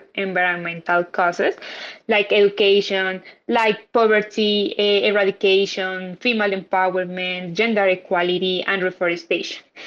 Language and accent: English; Colombia; I'm from Colombia